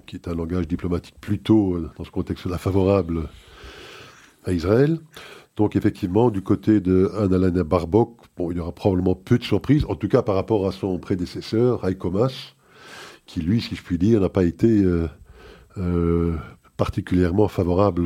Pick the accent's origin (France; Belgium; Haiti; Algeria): Belgium; ici chez nous en Belgique